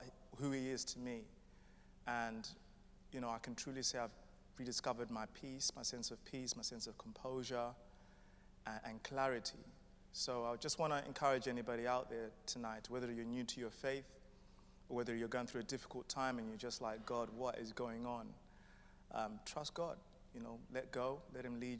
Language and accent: English; London, United Kingdom; moved away; I'm from London.